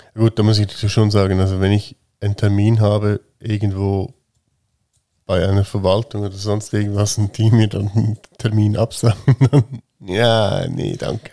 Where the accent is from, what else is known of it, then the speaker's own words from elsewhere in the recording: Switzerland; ich bin halt ein Schweizer